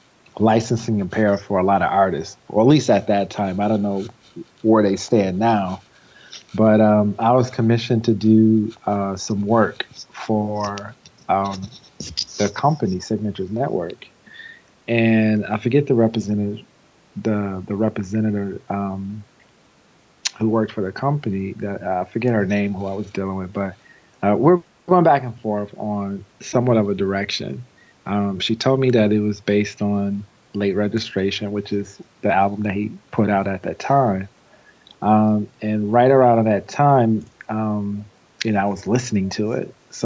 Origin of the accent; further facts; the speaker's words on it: Flint, Michigan, United States; moved away; also born or lived in Ohio; And I come from Flint, Michigan, born and raised.